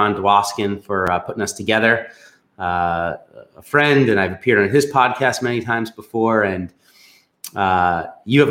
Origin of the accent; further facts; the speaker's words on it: Long Island, New York, United States; I grew up in the New York metropolitan area on Long Island